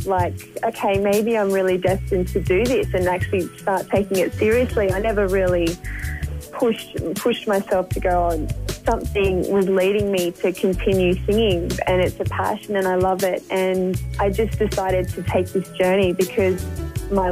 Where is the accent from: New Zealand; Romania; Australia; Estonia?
Australia; Gold Coast, Queensland; I was born on the Gold Coast, and I've lived here, being raised by my family